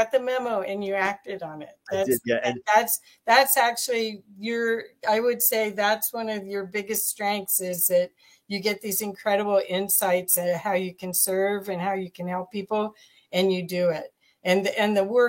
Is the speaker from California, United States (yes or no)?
no; Ohio, United States; now in Colorado, United States; when I grew up in Ohio